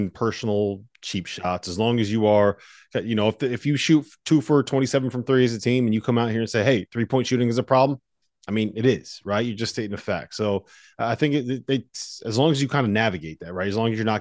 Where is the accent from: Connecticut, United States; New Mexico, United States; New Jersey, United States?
Connecticut, United States; New Haven; my hometown newspaper, the New Haven Register